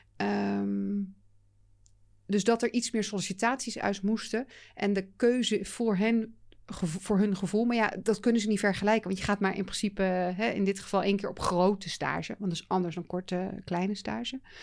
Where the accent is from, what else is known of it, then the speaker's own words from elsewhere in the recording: Netherlands; we wel als Nederlanders